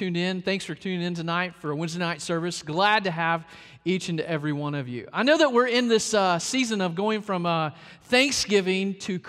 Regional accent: Arkansas, United States; also born or lived in South Carolina; now in Florida, United States; but I was born in Arkansas, raised a little bit in Arkansas, moved to South Carolina, and here in Florida

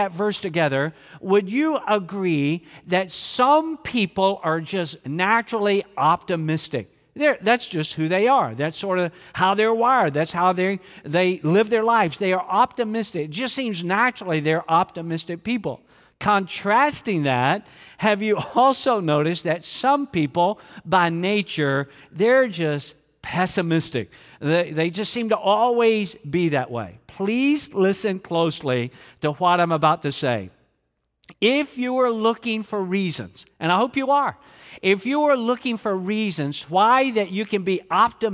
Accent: Georgia, United States; even though I'm from Georgia

